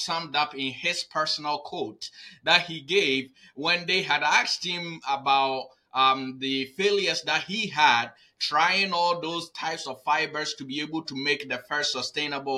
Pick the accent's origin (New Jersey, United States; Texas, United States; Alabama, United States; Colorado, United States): New Jersey, United States; Newark; I am a Newark, New Jersey boy